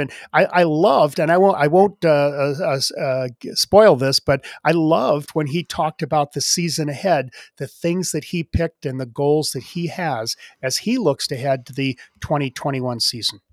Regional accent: Wisconsin, United States; my home state of Wisconsin

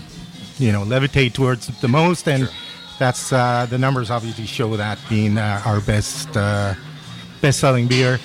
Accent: Colombia; now in Vancouver, Canada; we're both born in Colombia

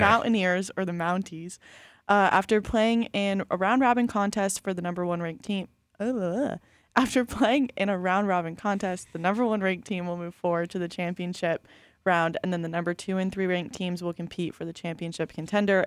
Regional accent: New York, United States; now in Polk County, United States; I'm from New York, and a kid that I went to school with does play for the Jets

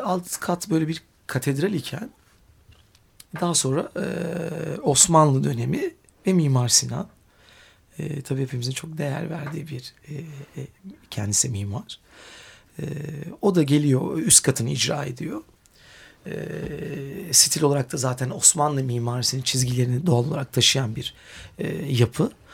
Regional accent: Istanbul, Turkey; iyi ki burada doğmuşum, burada büyümüşüm

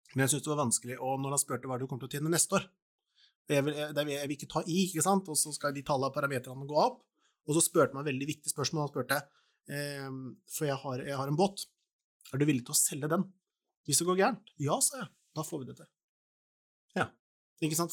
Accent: Porsgrunn, Telemark, Norway; Jeg hadde et rom på Stridsklev der jeg er fra, da, i Porsgrunn.

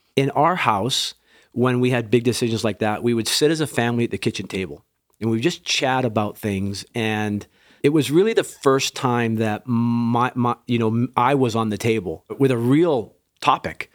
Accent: Western Canada, Canada; also born or lived in England / Lestock, Saskatchewan; I was born in England, raised in Western Canada

